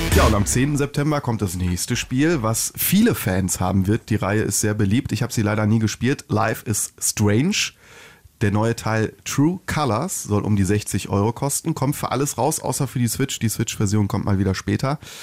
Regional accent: Bochum, North Rhine-Westphalia, Germany; Bei uns in Bochum-Wattenscheid

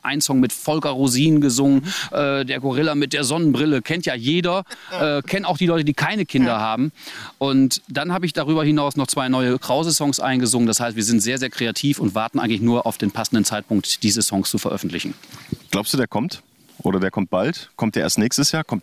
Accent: Wettringen, North Rhine-Westphalia, Germany; Ja, also äh, ich bin in Wettring geboren, ich bin in Wettring aufgewachsen, ich habe hier einfach meine Basis

